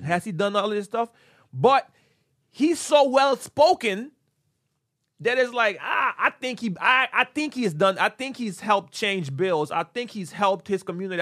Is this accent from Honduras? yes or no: yes; Honduras; moved away; we grew up in Honduras